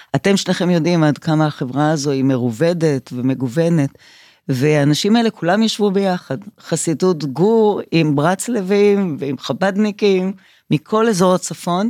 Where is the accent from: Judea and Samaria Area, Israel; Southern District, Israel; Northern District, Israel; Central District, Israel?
Southern District, Israel; Revivim; now in Tel Aviv, Israel; אני נולדתי בקיבוץ רביבים